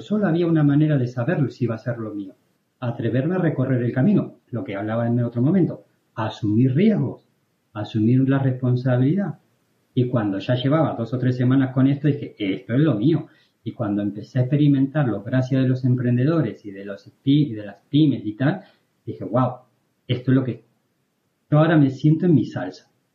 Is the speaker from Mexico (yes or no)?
no; Argentina; moved away as an adult; now in Spain; yo me fui de Argentina